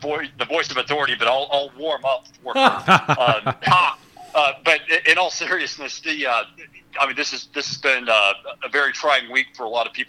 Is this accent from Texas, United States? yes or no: yes; Odessa, Texas, United States; So I'm from Odessa, and that's a big part of my district, but I also represent, in addition to Ector County, three other counties in the Permian Basin.